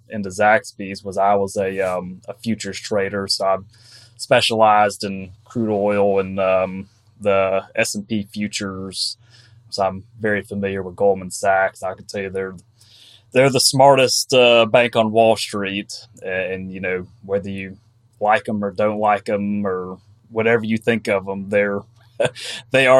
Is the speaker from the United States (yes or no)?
yes; Athens, Georgia, United States; now in Raleigh, United States; I'm from Georgia originally, from Athens, Georgia. Live in Raleigh, North Carolina now